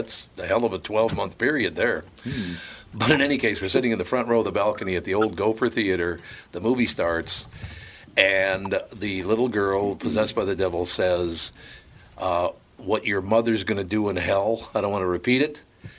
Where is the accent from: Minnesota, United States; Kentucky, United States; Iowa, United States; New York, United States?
Minnesota, United States; Minneapolis; I grew up in North Minneapolis. It's an interesting area.